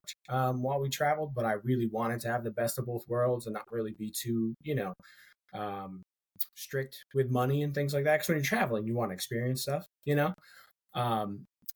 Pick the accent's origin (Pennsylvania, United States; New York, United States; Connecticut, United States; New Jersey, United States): Connecticut, United States; moved away as an adult; now in Savannah, United States; I currently live in Savannah, Georgia. But I am from Connecticut, like Dave